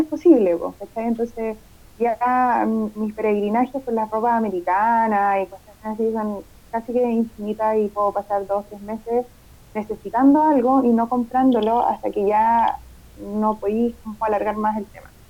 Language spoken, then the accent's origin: Spanish; Chile; los chilenos tenemos esa, esa mala costumbre